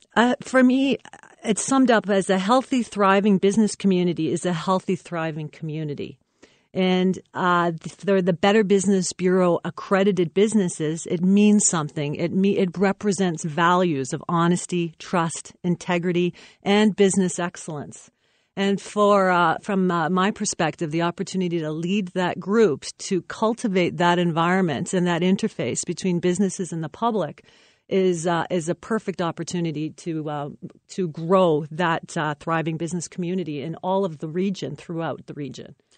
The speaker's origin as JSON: {"language": "English", "town": "Windsor", "region": "Ontario", "country": "Canada", "also_born_or_lived": "Chatham / London, Ontario", "said": "I am from Windsor"}